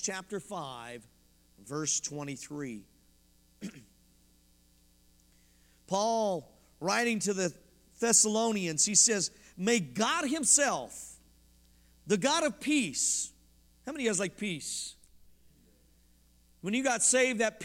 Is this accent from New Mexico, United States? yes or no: no; Colorado, United States; moved away; I'm from Colorado